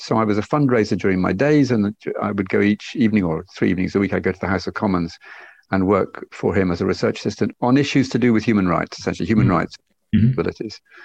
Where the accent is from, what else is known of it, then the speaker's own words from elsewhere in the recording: Loch Fyne, west coast of Scotland, United Kingdom; moved away as an adult; also born or lived in Glasgow; now in Barcelona, Spain; I was born in Glasgow and then brought up on the west coast of Scotland uh, on one of the lochs on the on the west coast of Scotland, Loch Fyne